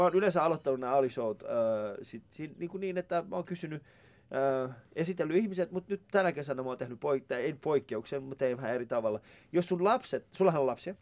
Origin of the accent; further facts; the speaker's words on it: Vantaa, Uusimaa, Finland; mähän asuin siis tuolla niin kuin, Päiväkummus lähellä Koivukylää